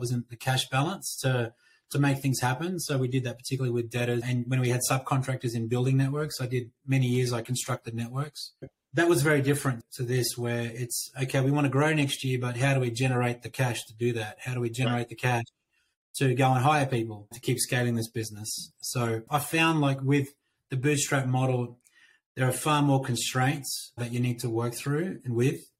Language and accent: English; Australia; moved away as an adult; now in United States; I'm an Aussie that relocated about 3 years ago